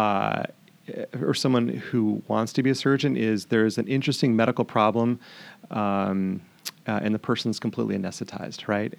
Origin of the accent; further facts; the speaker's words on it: Montana, United States; now in Stanwood, United States; I'm from Montana